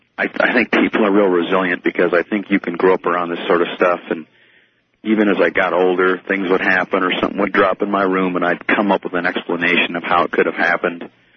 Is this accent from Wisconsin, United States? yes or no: no; Minnesota, United States; now in Colorado Springs, United States; I grew up in a small town in Minnesota.